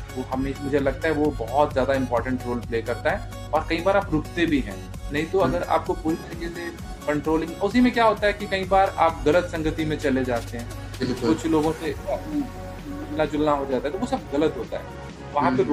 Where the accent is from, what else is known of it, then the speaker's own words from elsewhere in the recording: Punjab, India; moved away as an adult; also born or lived in Madhubani, Bihar / Chandigarh; now in Delhi, India; बिहार से बिलोंग करता हूँ मधुबनी रीजन से और बच्चा ही था छोटा ही था उस टाइम पे पंजाब शिफ्ट हुए